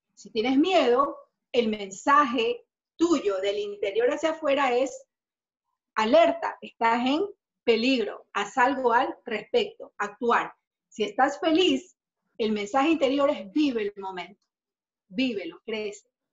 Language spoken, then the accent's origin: Spanish; Ecuador; acá en mi país, Ecuador